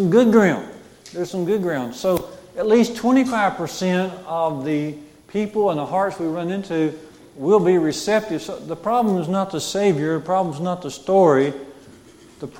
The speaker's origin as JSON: {"language": "English", "town": "Jasper", "country": "United States", "tie": "born or raised there", "said": "my grandmother's house growing up in Jasper"}